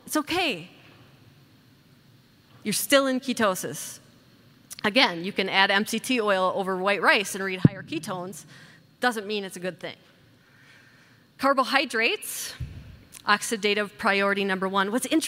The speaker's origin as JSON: {"language": "English", "region": "Wisconsin", "country": "United States", "said": "I'm from Wisconsin. I think it's called the beer capital of the world. I think I'm an alien there because I don't drink alcohol."}